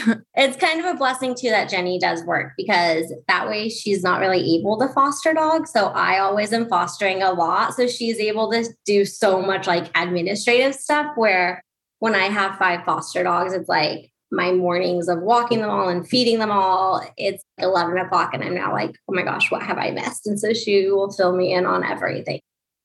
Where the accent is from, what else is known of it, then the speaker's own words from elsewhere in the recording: Huntington Beach, California, United States; moved away as an adult; also born or lived in Los Angeles; now in New York, United States; I'm from Huntington Beach, California.